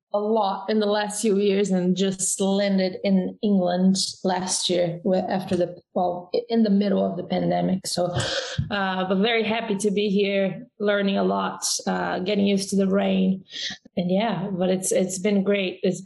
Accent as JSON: {"language": "English", "country": "Brazil", "tie": "born or raised there", "second_language": "English", "moved": "yes"}